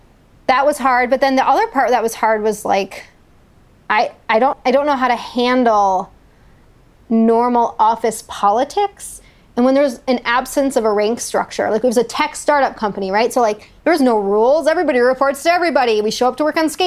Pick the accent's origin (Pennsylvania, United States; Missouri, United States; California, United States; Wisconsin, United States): Wisconsin, United States; moved away as an adult; also born or lived in Cleveland, Ohio; I was from Wisconsin